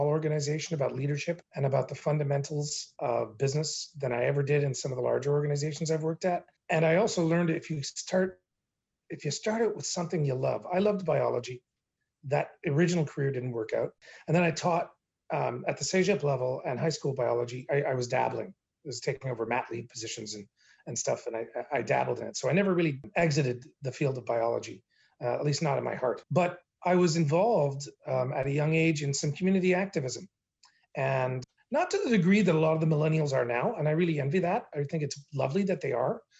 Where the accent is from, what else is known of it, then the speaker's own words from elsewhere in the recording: Gatineau, Quebec, Canada; I was born in Hull, Quebec, which is now known as Gatineau, but at the time was Hull. So I'm an Anglo-Quebecer, and I think it fashioned my youth a great deal. I went to English school in Quebec, grew up bilingual.